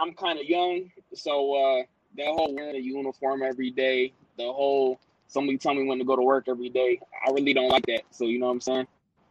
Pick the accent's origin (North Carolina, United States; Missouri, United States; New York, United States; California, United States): New York, United States; Buffalo; I'm from Buffalo, upstate New York.